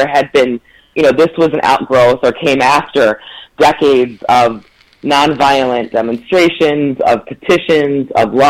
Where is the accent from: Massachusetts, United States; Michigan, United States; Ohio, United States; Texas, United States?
Michigan, United States; Ann Arbor; and I'm also a Michigander. I grew up in Ann Arbor, but most of my family lives in Saginaw, Michigan.